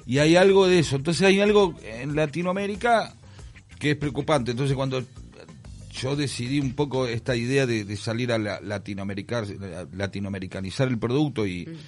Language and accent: Spanish; Argentina